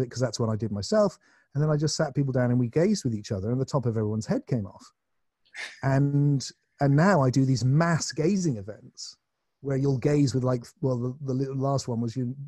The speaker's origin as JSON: {"language": "English", "area": "Glastonbury", "region": "South West England", "country": "United Kingdom", "tie": "born or raised there", "said": "in my hometown"}